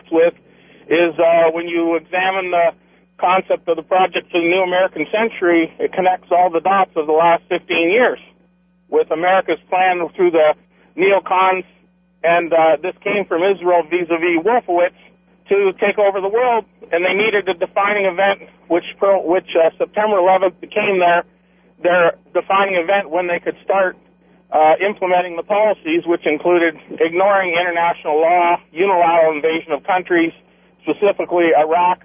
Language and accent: English; Canada; as a Canadian